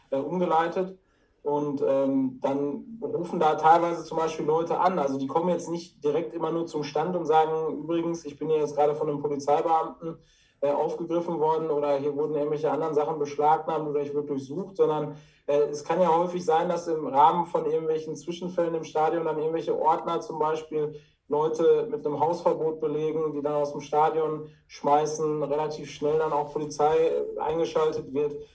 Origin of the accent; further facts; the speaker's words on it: Dortmund, North Rhine-Westphalia, Germany; Also als Dortmunder Junge, wenn man das so salopp sagen darf, ist man natürlich hier auch äh, immer Freund und Fan der Borussia.